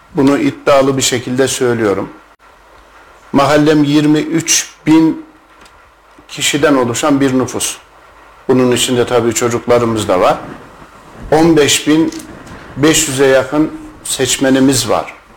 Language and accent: Turkish; Kayseri Province, Turkey; bin dokuz yüz altmış dört Kayseri doğumluyum.